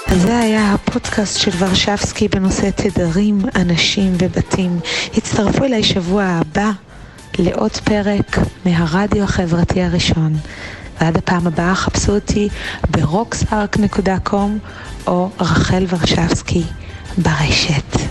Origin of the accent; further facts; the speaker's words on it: Tel Aviv, Tel Aviv District, Israel; לתל אביב, שזאת עיר הולדתי